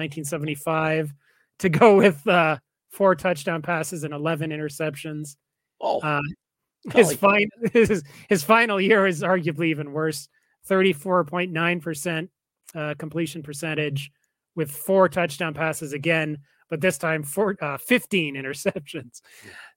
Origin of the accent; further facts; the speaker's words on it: Calgary, Alberta, Canada; my hometown, Calgary